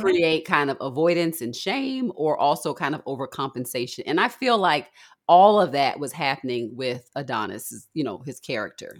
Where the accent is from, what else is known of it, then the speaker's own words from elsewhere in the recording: Baltimore, Maryland, United States; I'm from Baltimore